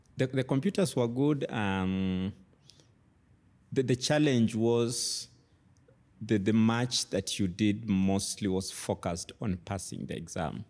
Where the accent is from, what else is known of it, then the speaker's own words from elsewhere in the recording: Kitale, Trans-Nzoia County, Kenya; moved away; also born or lived in Nairobi, Kenya; I grew up in Kitale, an agricultural town